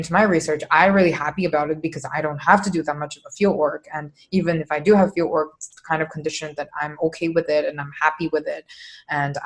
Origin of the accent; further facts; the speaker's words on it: China; English is a second language; also born or lived in Toronto; now in Canada; I did my undergrad in Toronto, but me personally, I'm from China.